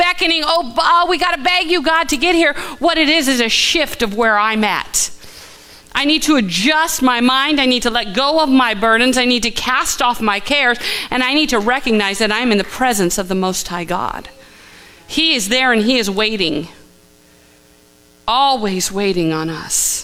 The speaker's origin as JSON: {"language": "English", "town": "Los Angeles", "region": "California", "country": "United States", "tie": "born or raised there", "also_born_or_lived": "Santa Maria, California", "said": "we moved to Los Angeles from Santa Maria"}